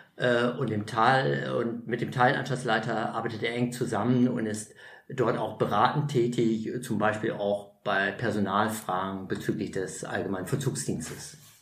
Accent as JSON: {"language": "German", "area": "East Frisia", "region": "Lower Saxony", "country": "Germany", "tie": "born or raised there", "moved": "as an adult", "lives_now": "Berlin, Germany", "said": "meine Heimat ist äh, in Ostfriesland, 500 Kilometer entfernt"}